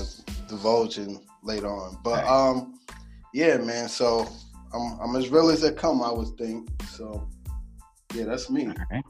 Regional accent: New York City, New York, United States; And I'm from Harlem, man. I'm a Harlem native, born and raised. I would give you, I'm going to give you my age, 28. Pretty much, I grew up in the era of the fitted caps

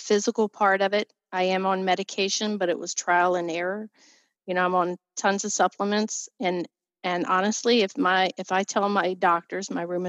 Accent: Virginia, United States; moved away as an adult; now in Pennsylvania, United States; We were from Virginia, or I was from Virginia.

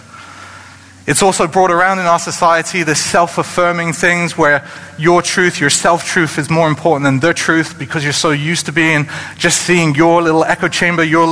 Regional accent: United Kingdom; moved away; in the United Kingdom, where I come from

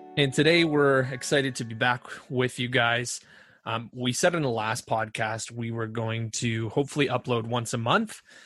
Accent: Ontario, Canada; I'm from Ontario

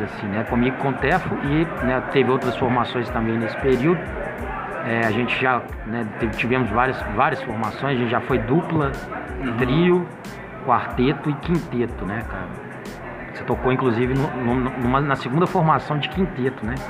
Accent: Itabira, Minas Gerais, Brazil; Itabira, cara por coincidência, a cidade onde eu nasci

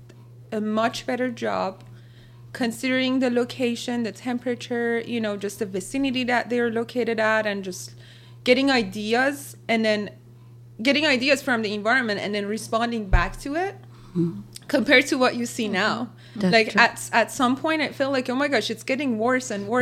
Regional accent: Isfahan, Iran; moved away as an adult; now in Arizona, United States; I'm from Isfahan

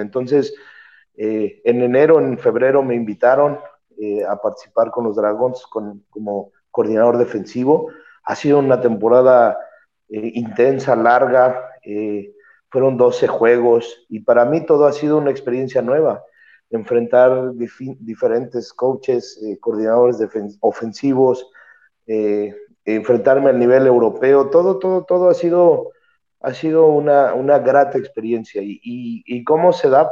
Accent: Mexico; moved away; soy el único mexicano, bueno, ya era el único mexicano, pero ahora soy el único mexicano eh, por acá

